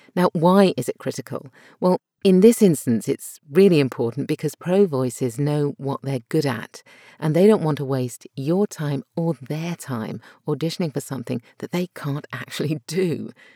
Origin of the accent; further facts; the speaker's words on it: United Kingdom; accent: British RP; My natural accent is British R P